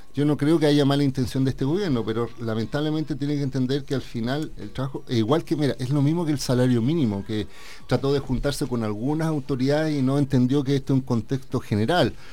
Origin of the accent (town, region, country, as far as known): Chile